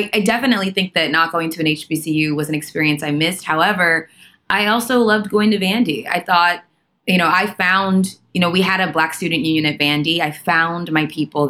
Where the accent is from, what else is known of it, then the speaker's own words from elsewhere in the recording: Atlanta, Georgia, United States; I grew up in Atlanta